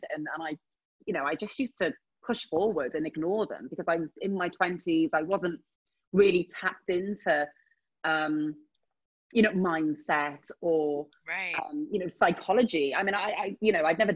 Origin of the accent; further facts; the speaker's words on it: Wales, United Kingdom; moved away as an adult; I'm from a small town in Wales. I'm not from London